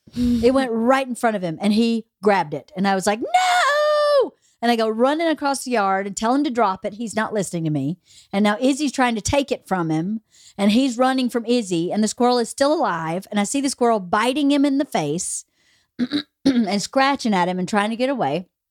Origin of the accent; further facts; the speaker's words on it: Bowdoin, United States; now in Los Angeles, United States; where I grew up in Bowdoin